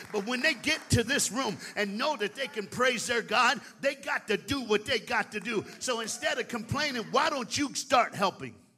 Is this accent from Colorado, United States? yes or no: no; Tennessee, United States; now in Dallas, United States; I was born in Tennessee and I live in Dallas, Texas. So I'm a Southern man